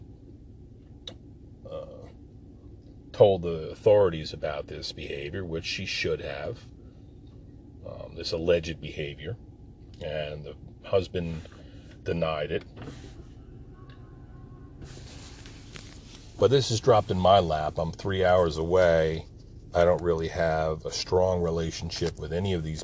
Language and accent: English; Jersey Shore, New Jersey, United States; moved away; I was born and raised on the Jersey Shore